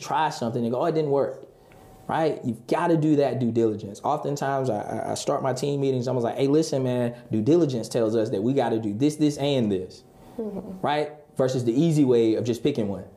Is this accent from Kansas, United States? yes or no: no; Halifax County, North Carolina, United States; also born or lived in South Florida; now in Raleigh, United States; I grew up in Halifax County